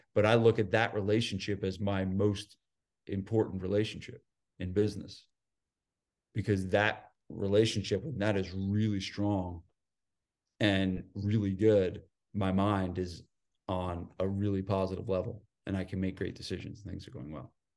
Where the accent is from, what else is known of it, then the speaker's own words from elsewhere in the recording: New Jersey, United States; moved away; also born or lived in San Diego; I'm from New Jersey